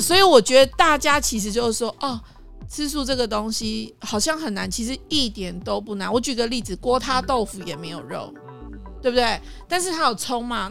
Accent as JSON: {"language": "Chinese", "country": "Taiwan", "moved": "yes", "lives_now": "Taipei, Taiwan", "said": "我是客家人嘛"}